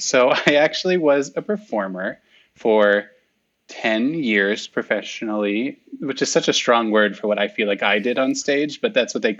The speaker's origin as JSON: {"language": "English", "town": "Southfield", "region": "Michigan", "country": "United States", "tie": "born or raised there", "moved": "yes", "said": "I was born and raised outside of Detroit, originally Southfield, Michigan."}